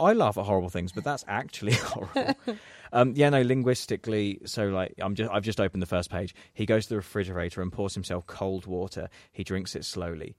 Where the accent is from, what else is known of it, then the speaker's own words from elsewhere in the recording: England, United Kingdom; we say as English people